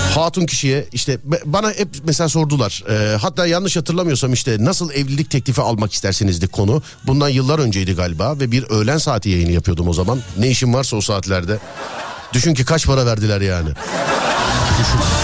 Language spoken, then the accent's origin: Turkish; Istanbul, Turkey